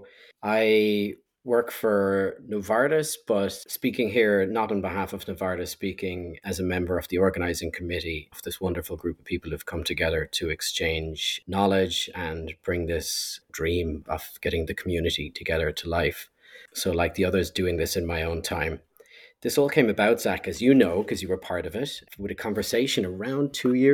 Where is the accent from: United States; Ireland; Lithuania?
Ireland; being Irish